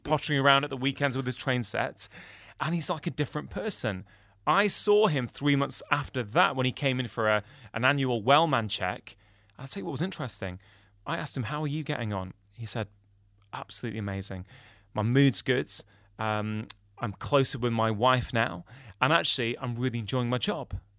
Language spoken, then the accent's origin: English; United Kingdom; I'm a Brit